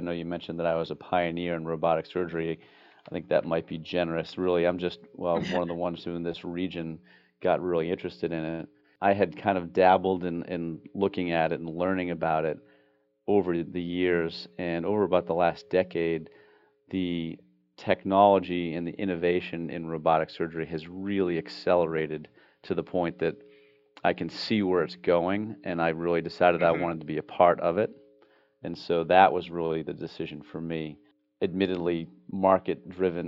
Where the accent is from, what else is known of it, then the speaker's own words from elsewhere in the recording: Boston, Massachusetts, United States; moved away as an adult; also born or lived in Washington, D.C. / New York City; now in Pensacola, United States; I'm actually originally from Boston